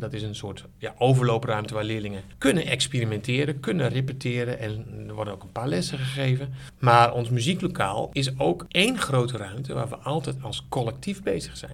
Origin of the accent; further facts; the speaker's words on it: Sneek, Friesland, Netherlands; moved away as an adult; also born or lived in Zwolle; Ik kom uit Friesland, geboren in Sneek